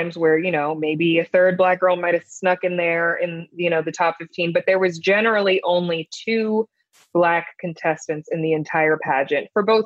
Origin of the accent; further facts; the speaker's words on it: Potomac, Maryland, United States; also born or lived in Cleveland, Ohio; I grew up in Potomac, Maryland, which is predominantly Jewish